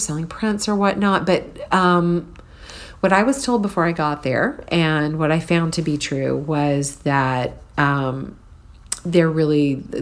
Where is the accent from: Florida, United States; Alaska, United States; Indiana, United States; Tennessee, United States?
Tennessee, United States; Nashville; also born or lived in Palo Alto, California; we moved back to Nashville for the rest of my childhood.